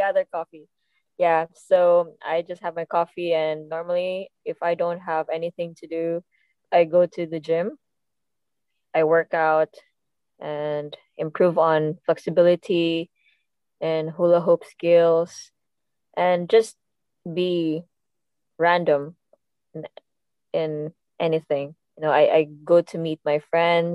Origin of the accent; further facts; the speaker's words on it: Cebu City, Central Visayas, Philippines; moved away as an adult; now in Dubai, United Arab Emirates; I'm from Cebu. I was living there home the whole time when I was in the Philippines. And now I'm here in Dubai